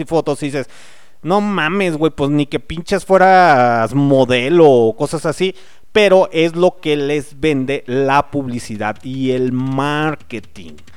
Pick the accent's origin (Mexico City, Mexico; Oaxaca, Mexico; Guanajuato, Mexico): Guanajuato, Mexico; León; las personas que somos de aquí de León, Guanajuato